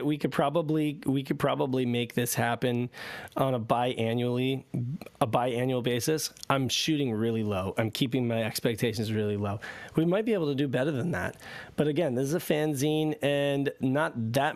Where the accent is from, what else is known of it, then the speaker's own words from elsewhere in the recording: United States; we are all from the United States